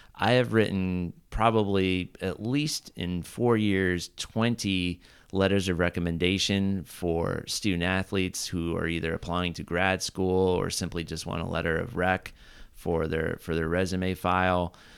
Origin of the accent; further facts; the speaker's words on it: Southern Orange County, California, United States; also born or lived in Santa Barbara; growing up in Southern Orange County